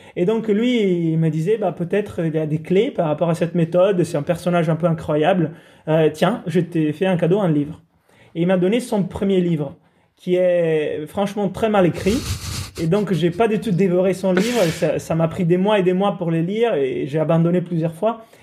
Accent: Italy; moved away; je suis italien, grandi sous la côte italienne

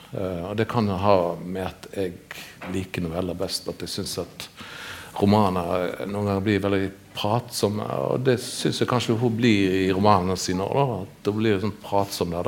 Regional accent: Western Norway, Norway; moved away; så er jo en vestlending og blir sett som en vestlending

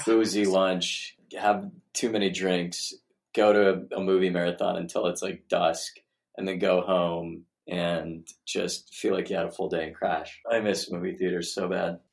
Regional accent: Arizona, United States; the kind of educational environment I grew up in in Arizona

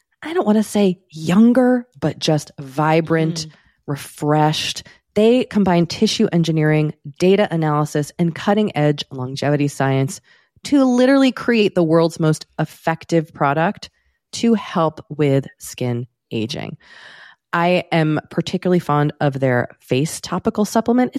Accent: United States; being American

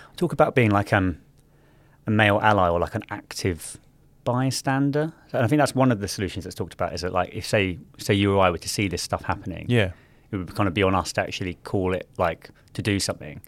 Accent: London, United Kingdom; growing up in South London in like the early um, 2000s

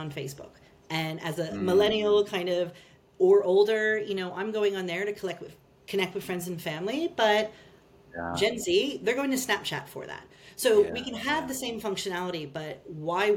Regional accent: United States; accent: American; moved away as an adult; also born or lived in Australia / United Kingdom; now in London, United Kingdom; You'll hear from my accent, I'm American

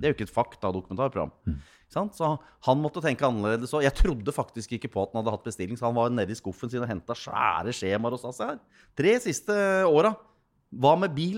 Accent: Gjøvik, Innlandet, Norway; dialekta til Taubel er jo min dialekt. Jeg fikk jo lov til å prege den, for der, jeg vokste jo opp på Gjøvik

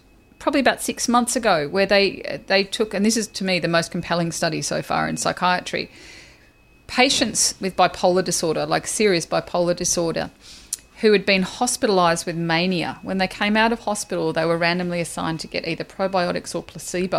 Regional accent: Australia; I'm Australian

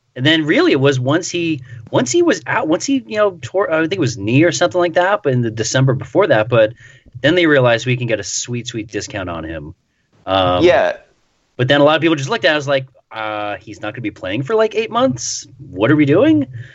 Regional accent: Queens, New York, United States; I was born in Queens. I was raised in Queens.

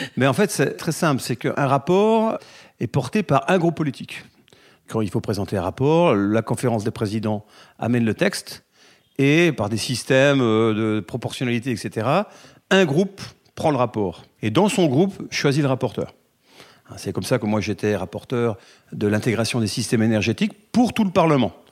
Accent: France; on est français

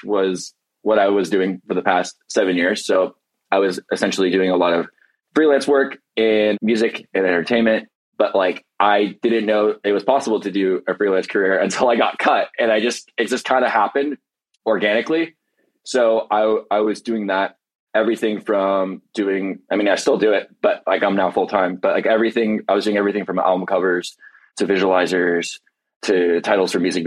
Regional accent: Irvine, California, United States; moved away as an adult; also born or lived in Tucson, Arizona; now in Los Angeles, United States; I grew up in Irvine

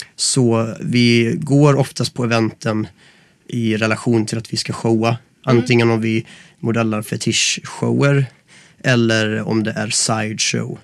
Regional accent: Gothenburg, Västra Götaland, Sweden; moved away as an adult; now in Stockholm, Sweden

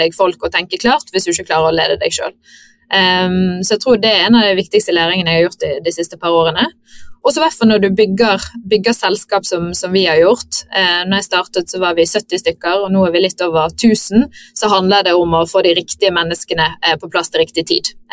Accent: Bergen, Vestland, Norway; now in Stockholm, Sweden; føler liksom det å ha flyttet til Stockholm og ut av landet er liksom litt mer greit enn det å, som bergenser å flytte til Oslo, så jeg har fått eh, tommel opp hjemmefra.

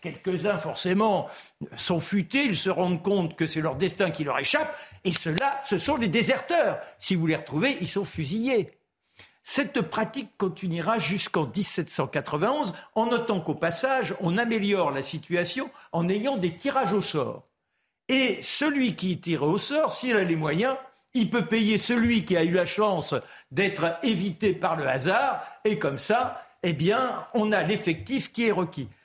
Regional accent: France; Moi, je suis français, fondamentalement français

